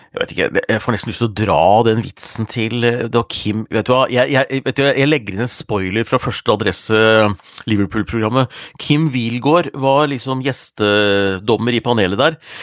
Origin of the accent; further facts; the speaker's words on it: Hundalen, Nordland, Norway; moved away; i familien min hjemme, hjemme i Hundalen